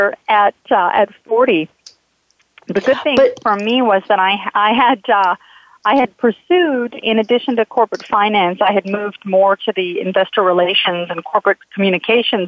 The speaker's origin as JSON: {"language": "English", "town": "Calgary", "region": "Alberta", "country": "Canada", "moved": "yes", "said": "I was living up in Canada. I'm from Calgary, Alberta"}